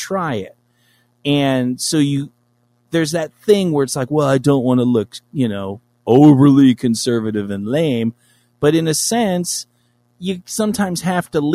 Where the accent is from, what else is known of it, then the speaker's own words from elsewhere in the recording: Los Angeles, California, United States; I'm from Los Angeles.